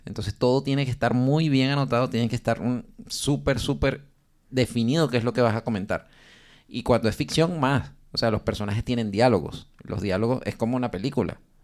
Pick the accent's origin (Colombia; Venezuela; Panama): Venezuela; moved away; como somos tres venezolanos